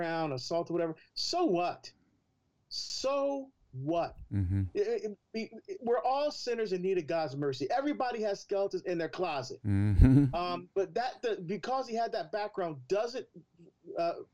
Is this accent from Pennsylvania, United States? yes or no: no; Newark, New Jersey, United States; I'm from Newark, New Jersey